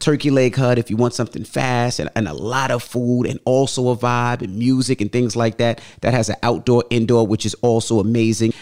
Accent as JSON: {"language": "English", "country": "United States", "said": "we're from New York, New Jersey"}